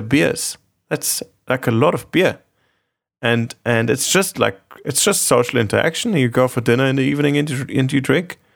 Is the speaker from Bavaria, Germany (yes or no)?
yes; Munich, Bavaria, Germany; I grew up in Munich, in Germany, and there's a big, big drinking culture